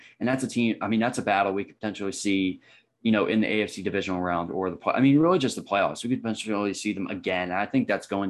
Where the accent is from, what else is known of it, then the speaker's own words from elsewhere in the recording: Philadelphia, Pennsylvania, United States; Obviously growing up in Philadelphia